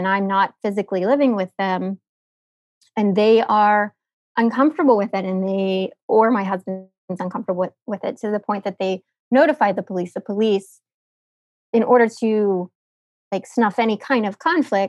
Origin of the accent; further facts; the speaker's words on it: United States; I'm American